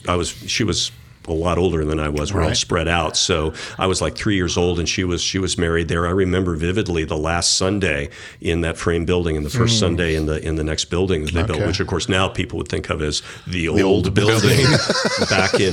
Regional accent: Indianapolis, Indiana, United States; moved away; I grew up as a Midwestern Christian church guy. I'm from the Indianapolis area originally.

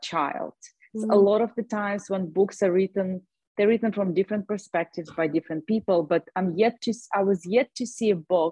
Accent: Russia; moved away as an adult; also born or lived in Ireland / California; now in Austin, United States; I was born in Russia. When I was 19, I moved to Ireland

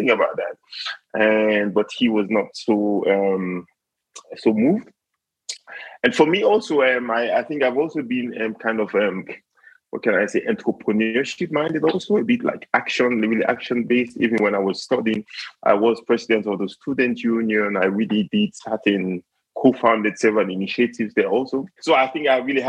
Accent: Sierra Leone; moved away as an adult; now in Switzerland; I am originally from Sierra Leone

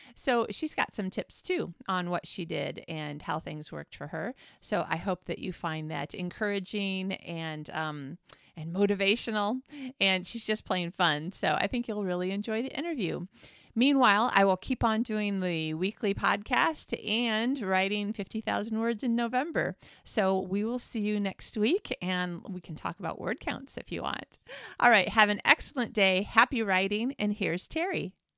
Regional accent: Traverse City, Michigan, United States; now in Sweden; I'm from Traverse City

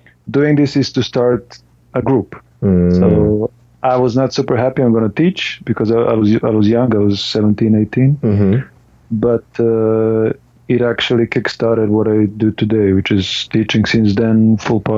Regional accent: Serbia; moved away as an adult; now in Estonia; since I moved away from Serbia, where I was born

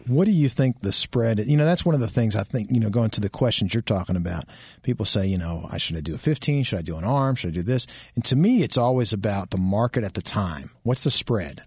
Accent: Maryland, United States; moved away; I grew up in Maryland, so, you know, they play lacrosse up there.

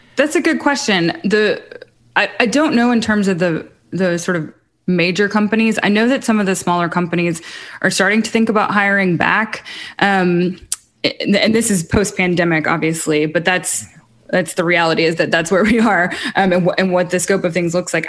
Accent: Muscle Shoals, Alabama, United States; also born or lived in Hawaii / Los Angeles; now in Nashville, United States; I'm also from Muscle Shoals, Alabama, so very much still a part of that community

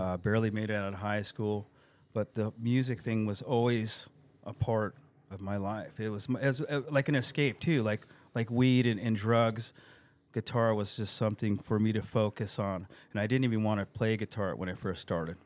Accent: El Cajon, California, United States; I grew up on Narenka Street, Narenka and First Street in El Cajon

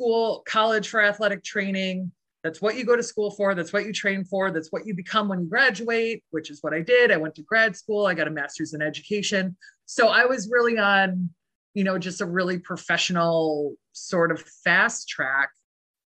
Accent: Michigan, United States; also born or lived in Boston; I'm from Michigan originally

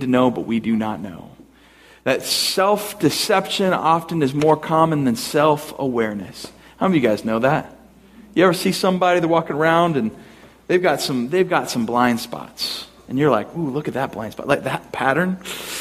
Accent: United States; because we're American

